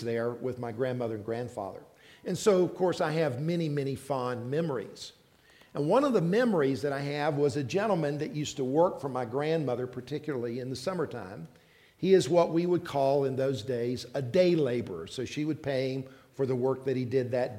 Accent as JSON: {"language": "English", "region": "South Carolina", "country": "United States", "tie": "born or raised there", "also_born_or_lived": "South Georgia", "moved": "yes", "said": "I was raised in South Carolina. So I'm a Southerner"}